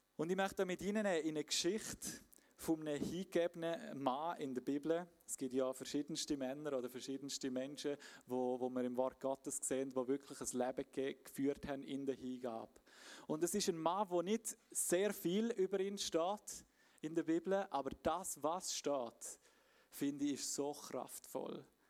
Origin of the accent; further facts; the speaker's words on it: Graubünden, Switzerland; moved away; ich bin ursprünglich aus dem Bündnerland, wie man vielleicht ein bisschen gehört